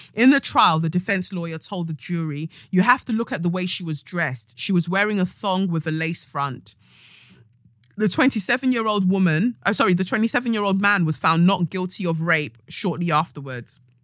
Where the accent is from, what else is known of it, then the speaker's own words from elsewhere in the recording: Nigeria; as a Nigerian as well, where you're brought up by your family